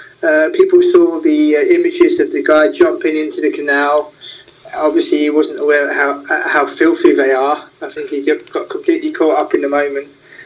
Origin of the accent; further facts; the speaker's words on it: England, United Kingdom; now in Amsterdam, Netherlands; For me, as an Englishman, having lived in Amsterdam for more than a decade, you know, I've never had any trouble here